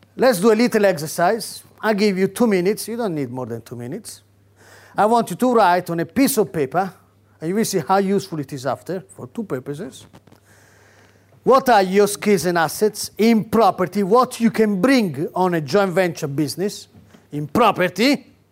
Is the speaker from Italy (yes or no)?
yes; Rome, Lazio, Italy; now in United Kingdom; I come from Catholic Rome